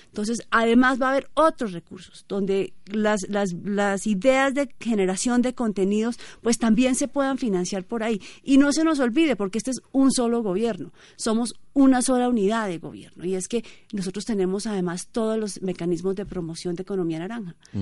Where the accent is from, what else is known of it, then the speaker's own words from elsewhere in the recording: Colombia; nosotros como colombianos